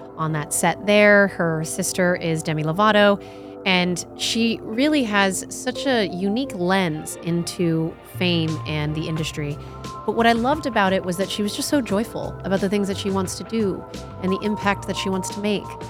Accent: the North, Northern United States, United States; also born or lived in California; now in Texas, United States; I didn't grow up in the South. I grew up in, I'm a Yankee

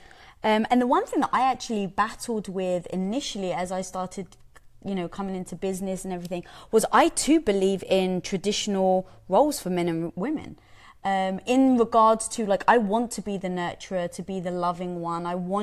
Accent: United Kingdom; I'm British, we don't get that joke.

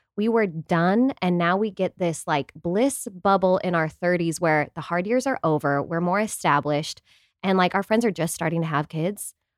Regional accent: Utah, United States; we're from Utah

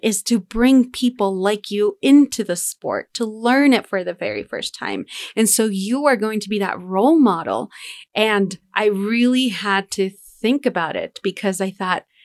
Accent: Denver, Colorado, United States; we grew up in Denver

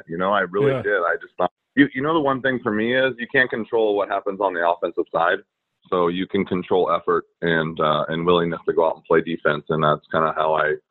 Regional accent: Anaheim, California, United States; I grew up in Anaheim

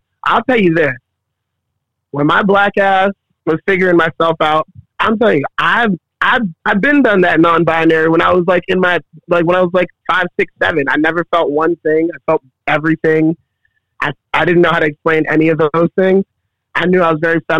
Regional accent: Baltimore, Maryland, United States; moved away; Growing up in Baltimore

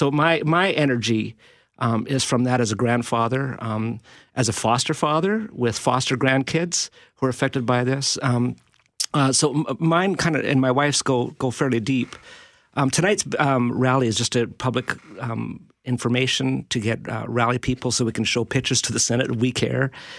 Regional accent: Canada; I'm a Canadian. I'm a voting Canadian.

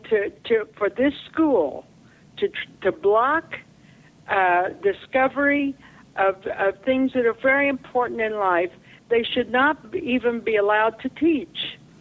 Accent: Oklahoma, United States; moved away; I came from Oklahoma.

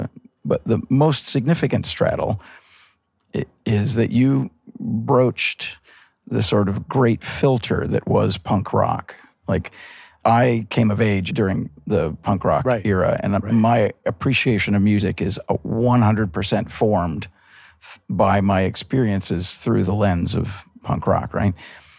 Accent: Montana, United States; also born or lived in Pasadena, California; from …, sound recording engineer, musician, born in Pasadena, California. I remember nothing about it. Grew up in Montana.

